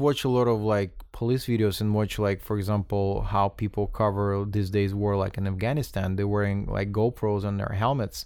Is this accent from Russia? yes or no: yes; Russia; moved away; I'm coming from Russia